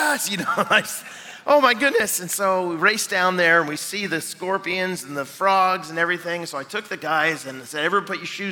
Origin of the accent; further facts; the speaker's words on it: Seattle, Washington, United States; now in Chicago, United States; I'm from Seattle